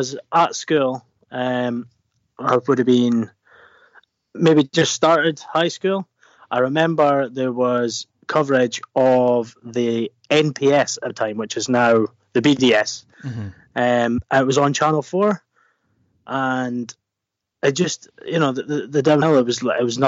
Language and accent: English; Dundee, Scotland, United Kingdom; born and bred on the east coast.